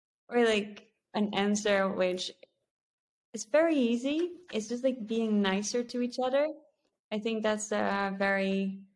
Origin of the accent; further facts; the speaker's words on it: Netherlands; I was born in the Netherlands, very safe